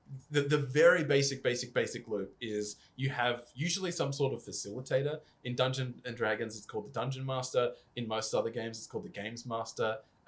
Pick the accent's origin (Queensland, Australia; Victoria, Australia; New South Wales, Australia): Queensland, Australia; North; When I grew up playing it in North Queensland